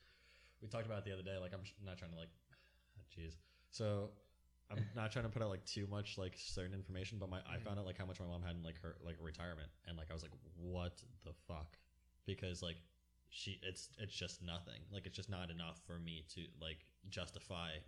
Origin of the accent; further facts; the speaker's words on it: Lake Worth Beach, Florida, United States; I grew up in Lake Worth